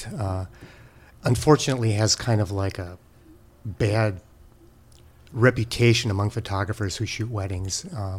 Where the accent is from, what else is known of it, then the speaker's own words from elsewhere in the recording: Green Bay, Wisconsin, United States; moved away as an adult; also born or lived in Rochester, New York / Los Angeles / San Francisco; I grew up there